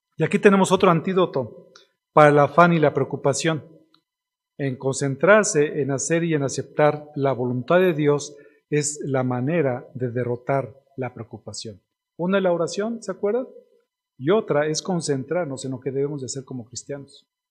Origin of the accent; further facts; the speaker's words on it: Ixtlahuaca and Toluca, State of Mexico, Mexico; nosotros que somos de aquí, de Iztlahuaca y de Toluca